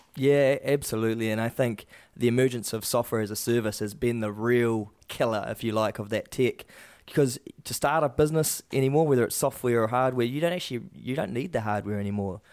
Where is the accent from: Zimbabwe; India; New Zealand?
New Zealand; Waikato; growing up in the Waikato